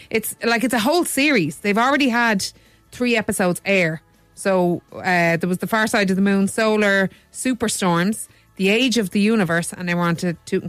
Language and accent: English; Dublin, Leinster, Ireland; I'm from Dublin too.